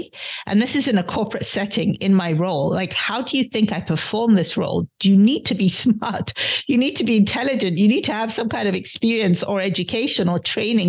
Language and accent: English; London, United Kingdom; born there; accent: British undertones; having been born in London, having, you know, been raised by a mother who was born and bred in Edinburgh, having gone to college, undergrad and grad school in the UK and spending a long time there, my accent does have British undertones.